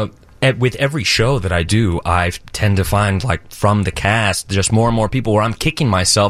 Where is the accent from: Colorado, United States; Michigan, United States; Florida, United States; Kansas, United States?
Florida, United States; just outside Orlando; now in Chicago, United States; Not originally. I grew up just outside Orlando.